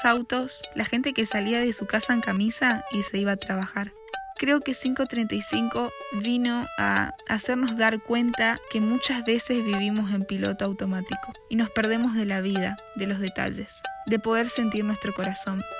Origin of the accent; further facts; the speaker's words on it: Posadas, Misiones, Argentina; Nací en Posadas Misiones.